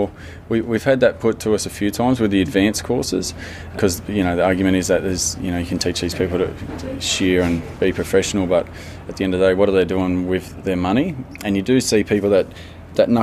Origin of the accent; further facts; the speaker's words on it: Stuart Town, New South Wales, Australia; I'm from Stuarttown